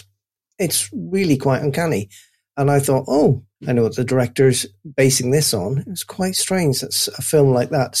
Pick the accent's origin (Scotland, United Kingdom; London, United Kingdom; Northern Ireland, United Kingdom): Northern Ireland, United Kingdom; I grew up in Northern Ireland